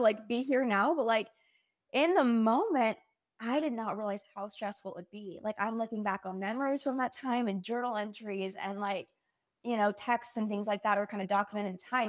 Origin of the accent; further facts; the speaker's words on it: Utah, United States; moved away as an adult; also born or lived in Provo, Utah; now in Austin, United States; So I grew up in Utah. I never moved